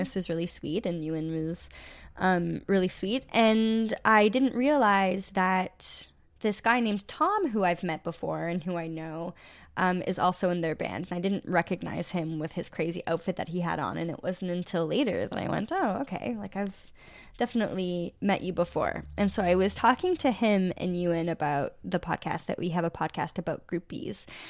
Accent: Sudbury, Ontario, Canada; I'm from Sudbury

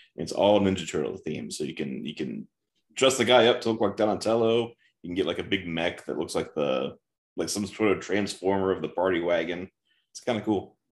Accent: Midwest, United States

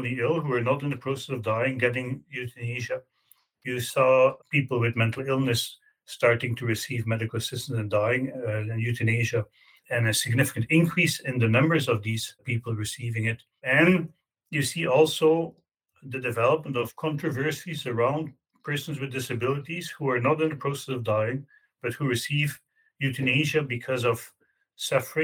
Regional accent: Belgium; moved away as an adult; now in Canada; I grew up in Belgium. I moved to Canada more than 25 years ago

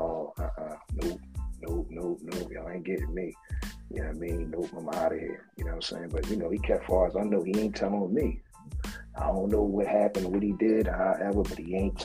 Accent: Philadelphia, Pennsylvania, United States; I'm from Philly

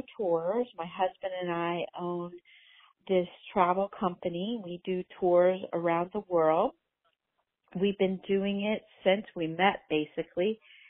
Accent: Indiana, United States; now in Los Angeles, United States; I'm from Indiana, a small town

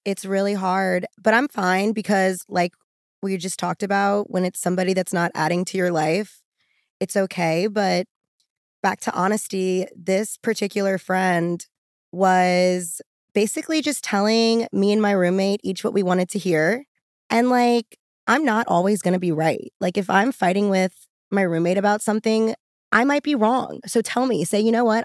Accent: New Orleans, Louisiana, United States; now in Los Angeles, United States; I'm from New Orleans, and I relocated to Los Angeles

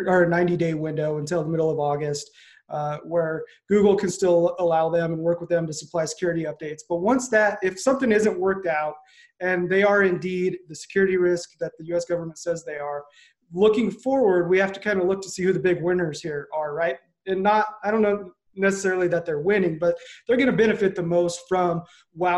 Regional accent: United States; as an American citizen

